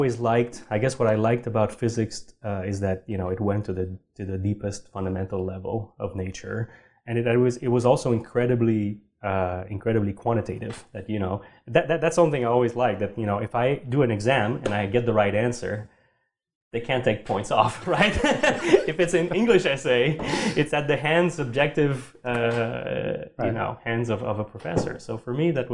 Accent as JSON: {"language": "English", "town": "Sherbrooke", "region": "Quebec", "country": "Canada", "tie": "born or raised there", "also_born_or_lived": "Montreal", "said": "I grew up in Sherbrooke"}